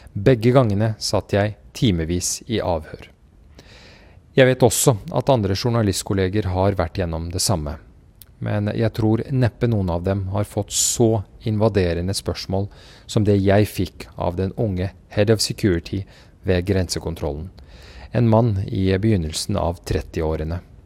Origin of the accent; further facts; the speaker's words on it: Kabul, Afghanistan; moved away; also born or lived in Oslo, Norway; jeg er født i Kabul